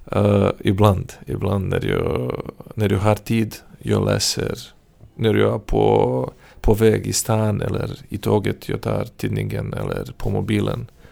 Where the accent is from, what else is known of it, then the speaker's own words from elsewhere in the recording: Serbia; first language Serbian; Swedish is a second language; moved away as an adult; now in Södertälje, Sweden; Jag kommer från Serbien.